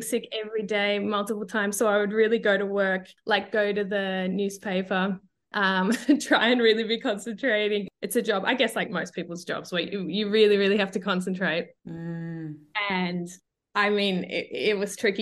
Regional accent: Australia; accent: Australian; moved away as an adult; now in Europe; I'm originally Australian, as you can hear from my voice.

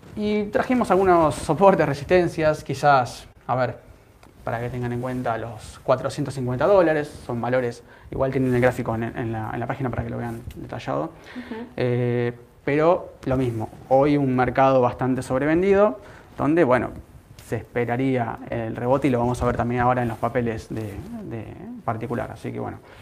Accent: Argentina; Como argentino

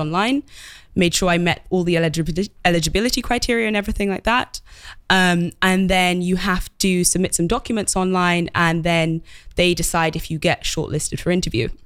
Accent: London, United Kingdom; I grew up in London and study-, studied in London as well

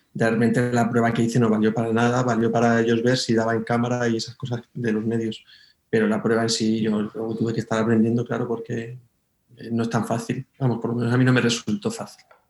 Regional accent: Moraleja, Extremadura, Spain; also born or lived in Madrid; now in Mérida, Spain; yo soy de la Sierra de Gata, del norte de Cáceres

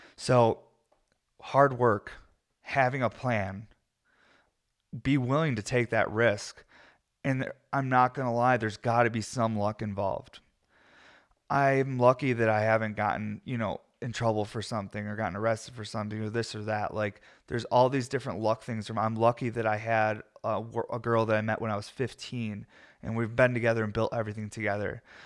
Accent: New York, United States; I'm American and I'm from New York

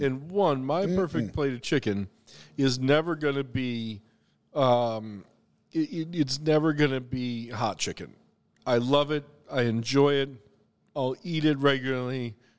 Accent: the South, United States; every single item on the menu had a direct connection to my family or childhood or growing up in the South.

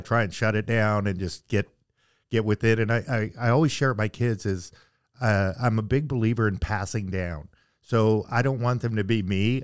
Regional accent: Russell, Manitoba, Canada; moved away as an adult; now in Southern California, United States; I was born and raised in Russell, Manitoba, which is right on the Saskatchewan Manitoba border.

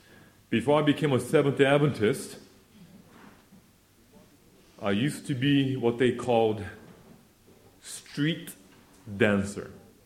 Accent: South Korea; born there; I was born in Korea, 1968, so I'm almost 30 years old.

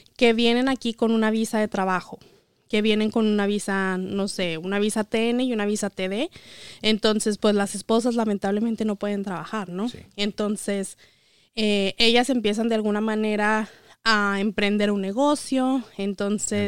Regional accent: Chihuahua, Mexico; moved away as an adult; now in United States; yo soy de Chihuahua, eh, soy contadora egresada de la Universidad Autónoma de Chihuahua y llegué aquí hace ocho años

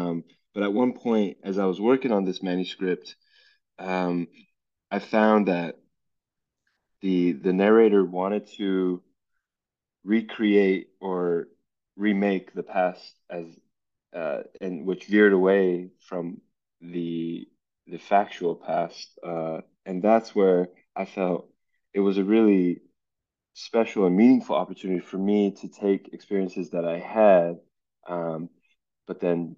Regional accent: Los Angeles, California, United States; growing up in Los Angeles

